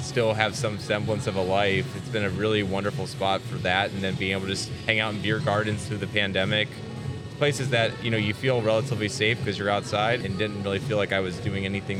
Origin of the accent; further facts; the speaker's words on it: Northeast Ohio, United States; moved away as an adult; now in Charlotte, United States; When we grew up in Northeast Ohio